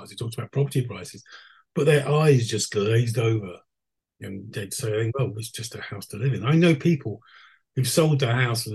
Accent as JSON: {"language": "English", "region": "London", "country": "United Kingdom", "tie": "born or raised there", "moved": "as an adult", "lives_now": "Skellefteå, Sweden", "said": "I lived there till I was 45. I'm a Londoner born and bred."}